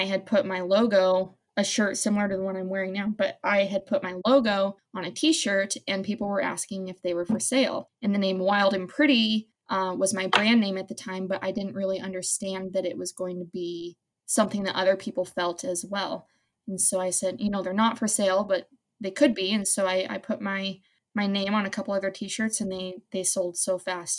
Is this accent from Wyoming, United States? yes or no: yes; Wyoming, United States; I am born and raised in Wyoming, and I would not want to live anywhere else.